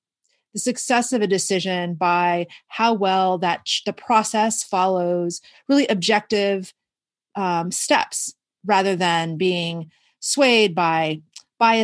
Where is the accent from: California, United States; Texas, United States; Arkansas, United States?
Texas, United States; Houston; now in Washington, United States; I grew up in Houston